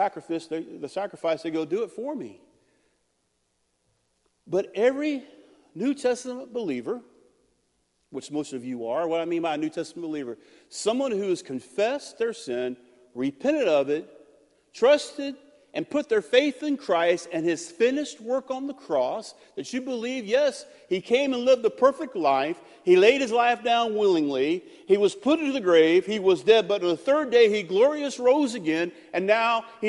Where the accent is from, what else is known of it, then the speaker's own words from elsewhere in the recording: United States; I'm an American